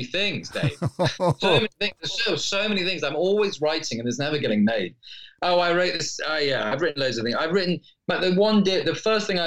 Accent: United Kingdom; me being very British

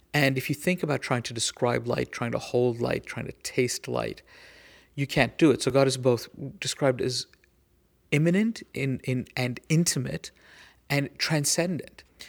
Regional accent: United States; as an American

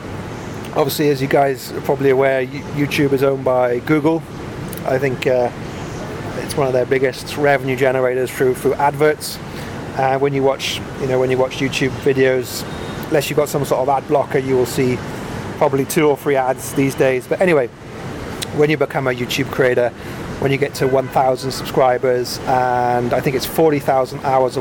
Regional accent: Wales, United Kingdom; accent: Welsh; now in Vietnam; No. Lost my Welsh accent. You probably can't hear that.

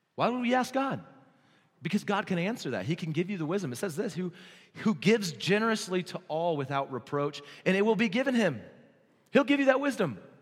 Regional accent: New Mexico, United States; I'm from New Mexico

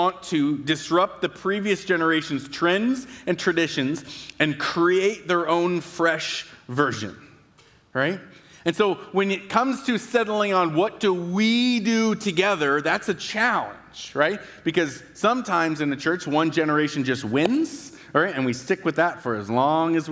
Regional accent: Battle Ground, Washington, United States; I am from Battleground, but I have never owned a cowboy hat in my entire life

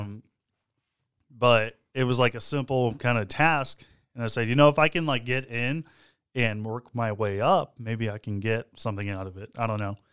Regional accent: Texas, United States; We're from Texas.

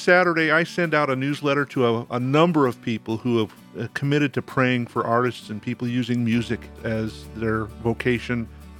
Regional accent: Bolivia; born there; I was born in Bolivia while my parents were missionaries in South America.

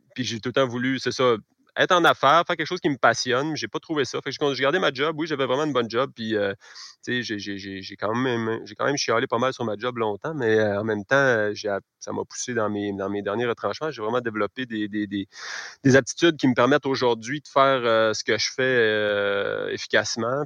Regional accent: Caplan, Quebec, Canada; moved away; also born or lived in Rosemont, Montreal; je suis natif de Caplan. Je suis revenu euh, m'établir ici il y a deux ans

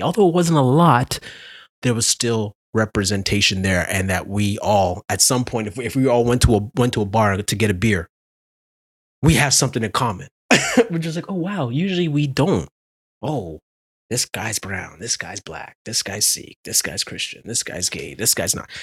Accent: Ontario, Canada; I'm from Ontario

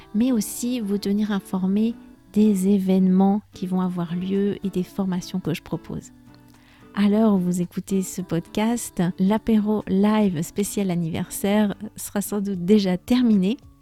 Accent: France; je suis française

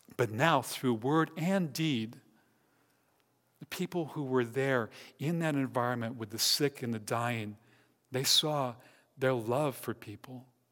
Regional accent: High Ridge, Missouri, United States; also born or lived in St. Louis, Missouri; I grew up in High Ridge, Missouri.

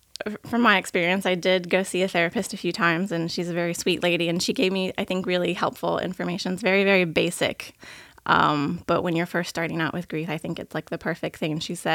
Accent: Plant City, Florida, United States; now in Lakeland, United States; I was born and raised in Plant City, Florida. I live and work in Lakeland, Florida now. I'm in real estate. I am a mother to a wonderful little four-year-old boy who keeps me on my toes all day. And I just turned 30 this year.

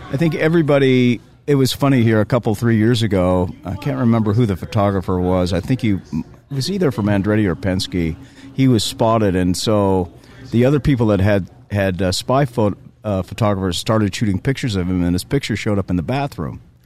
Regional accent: Southern California, United States; I grew up in Southern California

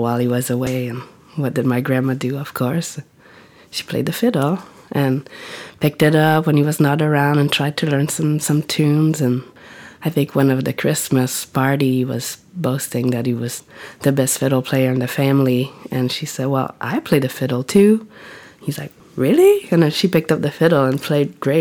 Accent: Matapédia Valley, Gaspésie, Quebec, Canada; now in Whitehorse, Canada; maybe half an hour from my hometown in the Matapédia Valley.

